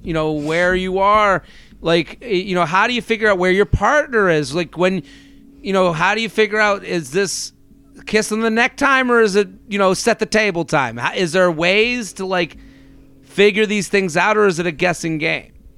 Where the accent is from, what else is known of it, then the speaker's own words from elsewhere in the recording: outside of Boston, Massachusetts, United States; now in Boca Raton, United States; I'm from outside of Boston originally